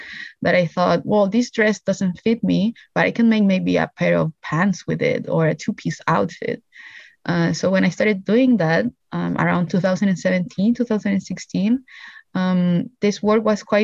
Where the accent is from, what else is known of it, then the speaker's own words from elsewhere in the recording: Iquique, Tarapacá, Chile; the north where my hometown is, Iquique.